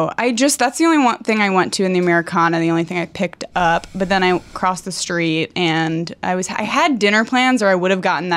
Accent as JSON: {"language": "English", "region": "Connecticut", "country": "United States", "tie": "born or raised there", "also_born_or_lived": "Syracuse", "moved": "yes", "said": "I grew up in Connecticut."}